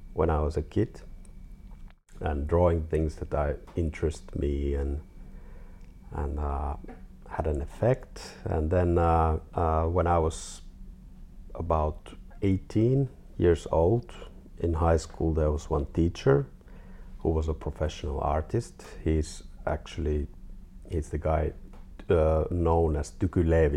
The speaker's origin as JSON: {"language": "English", "country": "Finland", "also_born_or_lived": "Helsinki", "said": "I'm from Finland, 42 years old."}